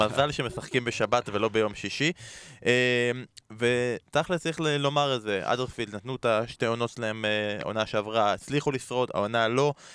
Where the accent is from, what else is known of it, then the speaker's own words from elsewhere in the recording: Israel; אנחנו כישראלים